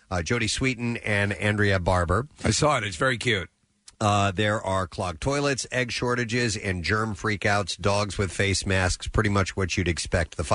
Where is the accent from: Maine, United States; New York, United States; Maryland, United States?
New York, United States; I'm also thinking of my hometown, New York, and how uh, valiant everybody is there